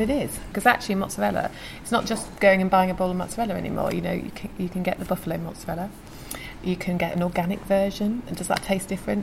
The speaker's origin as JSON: {"language": "English", "area": "Lincolnshire", "region": "East Midlands", "country": "United Kingdom", "moved": "yes", "lives_now": "London, United Kingdom", "said": "I'm from Lincolnshire"}